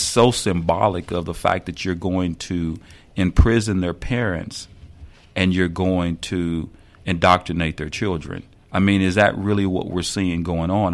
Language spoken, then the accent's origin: English; the South, United States; moved away as an adult; I was born and raised in the South